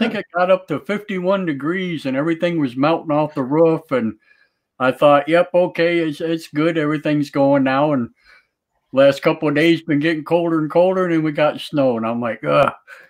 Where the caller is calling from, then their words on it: Minnesota, United States; Minnesota. {S1} All right. {S2} The tundra. Yeah, we got snow last night